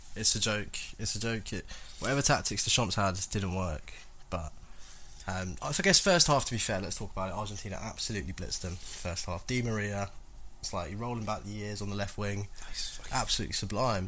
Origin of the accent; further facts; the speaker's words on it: England, United Kingdom; as English people